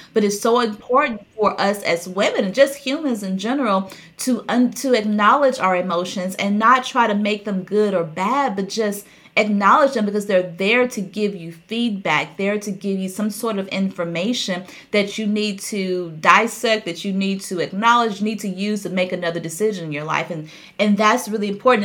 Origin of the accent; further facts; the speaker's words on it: the South, United States; I grew up in the South